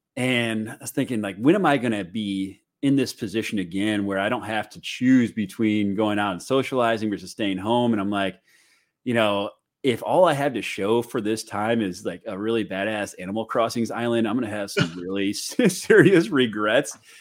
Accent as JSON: {"language": "English", "town": "St. Louis", "region": "Missouri", "country": "United States", "moved": "yes", "lives_now": "Chicago, United States", "said": "I'm from Saint Louis. I live in Chicago now"}